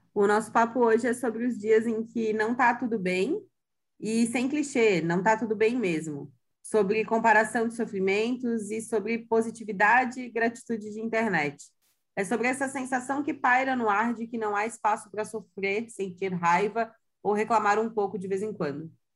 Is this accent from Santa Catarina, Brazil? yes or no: yes; Santa Catarina, Brazil; sou de Santa Catarina